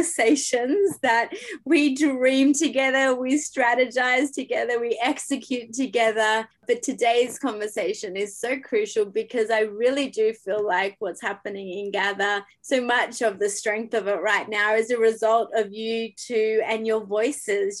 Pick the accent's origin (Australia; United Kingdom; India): Australia; now in Canada; That's an Australian trying to still figure out Canada over here